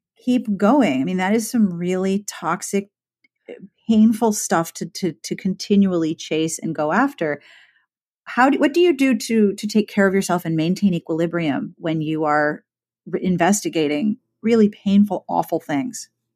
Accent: Pittsburgh, Pennsylvania, United States; I am from Pittsburgh

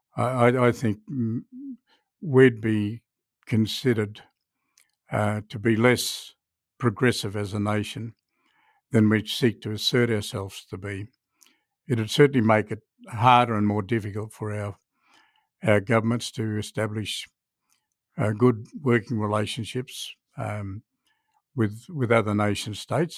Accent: Australia; as, uh, Australians

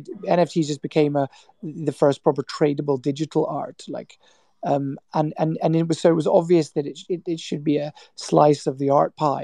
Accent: Scotland, United Kingdom; my parents are Irish, but I grew up in Scotland

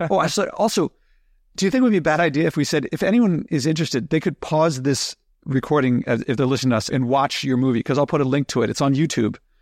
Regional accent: New York, United States; As an American, as a New Yorker

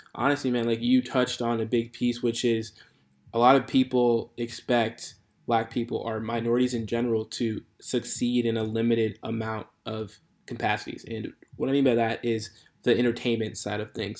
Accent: Chicago, Illinois, United States; moved away as an adult; now in Santa Clara, United States; so I'm from the Chicagoland area. That's where I born, raised, grew up there

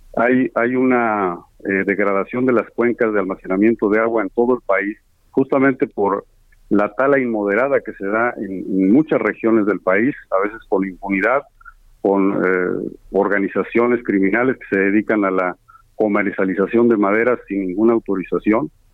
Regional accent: State of Mexico, Mexico; Allá en el Estado de México, de donde soy yo

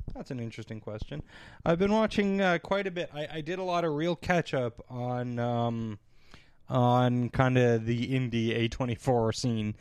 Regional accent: Canada; as a Canadian

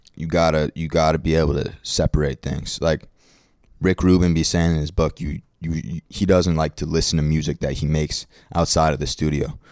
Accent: New York City, New York, United States; I'm from Brooklyn

